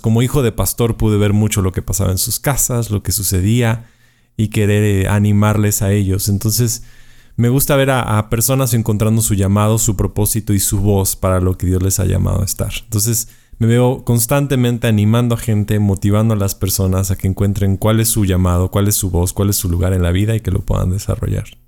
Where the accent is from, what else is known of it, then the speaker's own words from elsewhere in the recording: Puebla, Mexico; estoy en la ciudad de Puebla, México, que es la cuarta ciudad más grande del país. Eh, nací aquí en Puebla